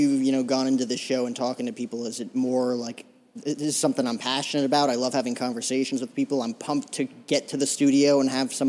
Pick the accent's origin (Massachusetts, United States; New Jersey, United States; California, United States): New Jersey, United States; now in Scottsdale, United States; talking to you in a studio right now in Scottsdale, Arizona, I'm originally from Jersey.